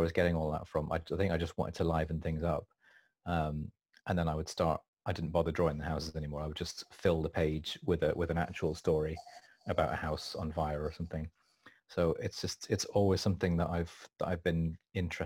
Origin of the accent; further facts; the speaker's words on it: Wiltshire, South West England, United Kingdom; also born or lived in York; I was born in York, but we mostly lived in Wiltshire when I was growing up. So I went to school there.